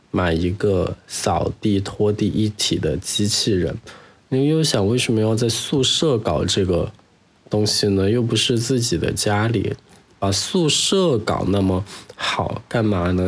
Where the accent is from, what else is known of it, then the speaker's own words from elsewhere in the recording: Chengdu, Sichuan, China; moved away as an adult; now in Sanya, China; 我的家乡在成都